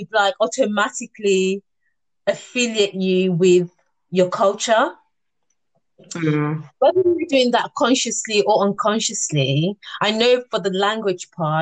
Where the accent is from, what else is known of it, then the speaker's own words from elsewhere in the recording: Nigeria; now in United Kingdom; growing up in Nigeria